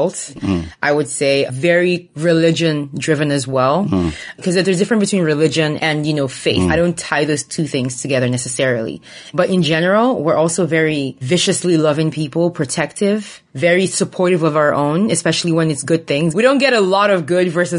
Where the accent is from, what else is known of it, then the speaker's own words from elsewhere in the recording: Imo, Nigeria; I'm from Nigeria, born and raised.